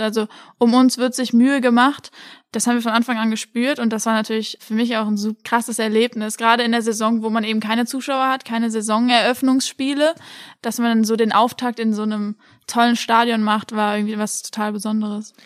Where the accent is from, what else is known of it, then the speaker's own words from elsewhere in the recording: Oppenheim, Rhineland-Palatinate, Germany; moved away as an adult; also born or lived in Kiel; now in Frankfurt, Germany; ich bin in Oppenheim aufgewachsen